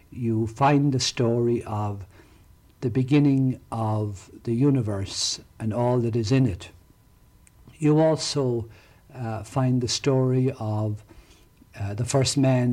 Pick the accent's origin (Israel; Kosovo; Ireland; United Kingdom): Ireland; County Tipperary, Munster; now in Ocala, United States; When I was growing up in County Tipperary